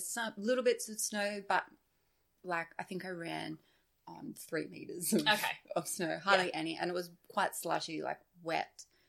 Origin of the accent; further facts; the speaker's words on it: Queensland, Australia; I'm like, I'm from Queensland. Where? Queensland, Australia.